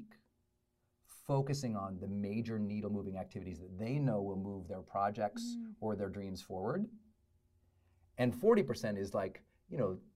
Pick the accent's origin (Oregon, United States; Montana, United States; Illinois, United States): Montana, United States; Butte; born or raised there; also born or lived in Great Falls, Montana